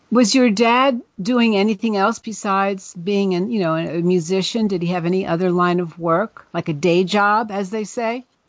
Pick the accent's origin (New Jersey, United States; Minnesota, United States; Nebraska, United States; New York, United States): New Jersey, United States; the Jersey Shore; I'm from down the shore myself